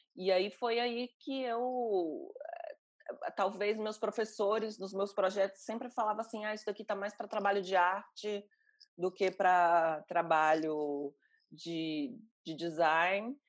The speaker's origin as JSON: {"language": "Portuguese", "town": "Fortaleza", "region": "Ceará", "country": "Brazil", "moved": "yes", "said": "no Ceará, eu sou cearense"}